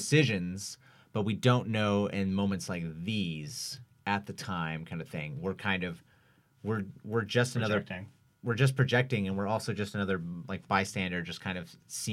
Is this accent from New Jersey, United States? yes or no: no; Washington, United States; growing up in Washington State